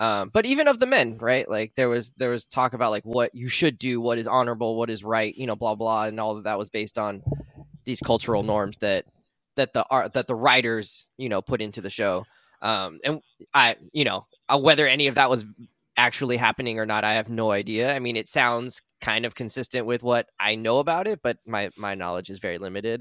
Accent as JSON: {"language": "English", "country": "United States", "tie": "born or raised there", "said": "Our experiences are entirely about growing up in America"}